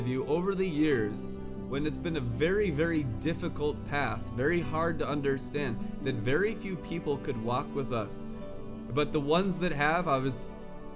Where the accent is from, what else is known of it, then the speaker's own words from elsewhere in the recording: Seattle, Washington, United States; also born or lived in California; now in Twin Cities, United States; I grew up in Seattle and California